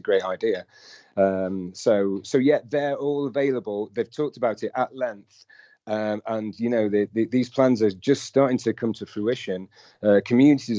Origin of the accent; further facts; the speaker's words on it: Chesterfield, East Midlands, United Kingdom; I'm from Chesterfield